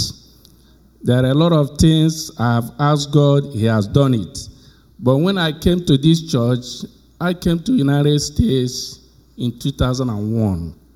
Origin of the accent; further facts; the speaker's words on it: Nigeria; moved away; I was born in Nigeria